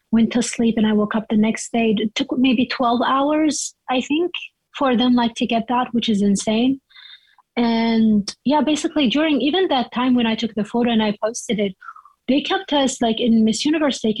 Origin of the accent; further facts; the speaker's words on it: Iraq; moved away as an adult; now in United States; I was born and raised in Iraq, but I I've been living in the US since 2009 and I'm American citizen.